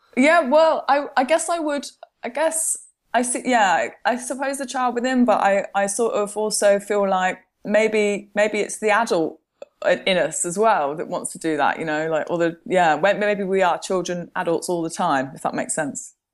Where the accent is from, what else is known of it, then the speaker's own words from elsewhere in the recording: Midlands, United Kingdom; also born or lived in Milton Keynes; I'm from the Midlands, and one of the places that I used to skateboard when I was an adolescent, uh, was in Milton Keynes.